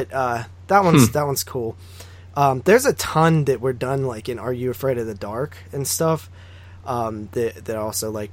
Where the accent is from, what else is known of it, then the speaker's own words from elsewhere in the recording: Nemacolin Castle area, Pennsylvania, United States; We have a castle around here called the Nemecolon Castle. It's like in my hometown